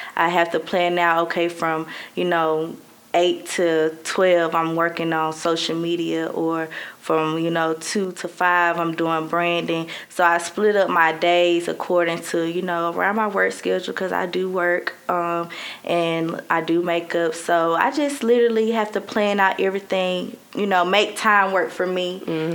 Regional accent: Birmingham, Alabama, United States; moved away as an adult; now in Mobile, United States; I'm 24 from Birmingham and I live in Mobile.

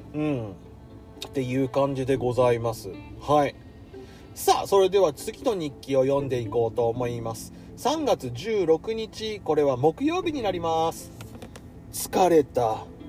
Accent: rural Tohoku, Japan; moved away; 俺はどちらかというとあの東北の田舎の方出身なので

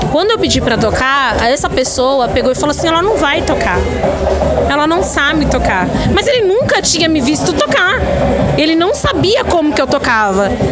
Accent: Diadema, São Paulo, Brazil; eu sou de São Paulo, sou de Diadema

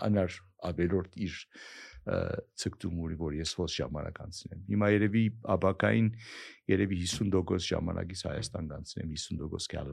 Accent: Aleppo, Aleppo Governorate, Syria; moved away; also born or lived in Silicon Valley, United States / Armenia; ես հիմա որ 40 տարի Ամերիկա, ես քեզ Շուրիա Հալեբ մեծացել եմ հետո Ամերիկա ուսանել եմ եւ Սիլիկոն Վալի մնացել եմ 40 տարի այնտեղ

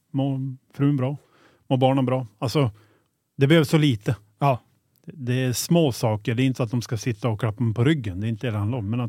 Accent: Skellefteå, Västerbotten County, Sweden; gå i en mataffär i ICA Maxi hemma i Skellefteå

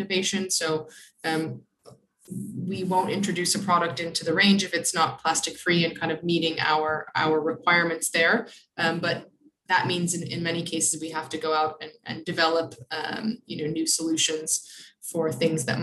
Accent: Buffalo, New York, United States; moved away; I'm from Buffalo, New York

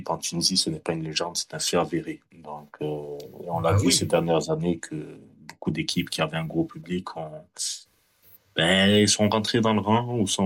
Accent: France; je vis à l'étranger, donc je vis en France et tout. Et je, voilà, je suis né en France et tout.

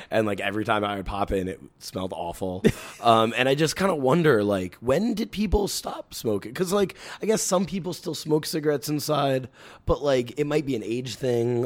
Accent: New York City, New York, United States; I grew up in the Bronx

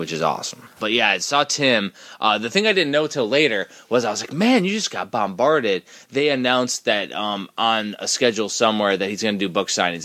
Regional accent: Midwest, United States; we're from the Midwest

